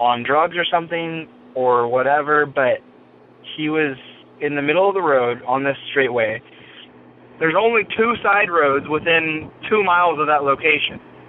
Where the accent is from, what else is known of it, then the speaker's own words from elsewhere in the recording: Washington, United States; I'm from Washington. I live in this little area. There's a town called East Wenatchee. And it's pretty big to me because I grew up on top of a mountain that's right nearby